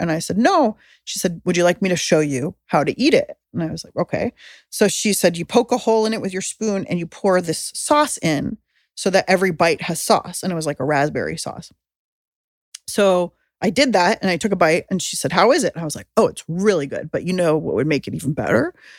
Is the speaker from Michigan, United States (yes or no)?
no; San Diego, California, United States; I grew up in San Diego